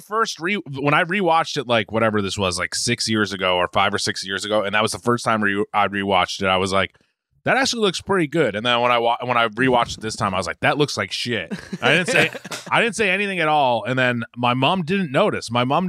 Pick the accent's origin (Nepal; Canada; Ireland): Ireland; which as an Irishman, I enjoyed quite a bit.